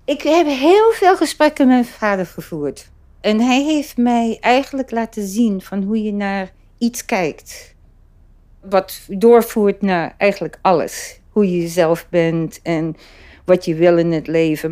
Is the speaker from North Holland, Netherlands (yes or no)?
yes; Amsterdam, North Holland, Netherlands; moved away; dan zeg ik Amsterdam. Dat is waar ik vandaan kom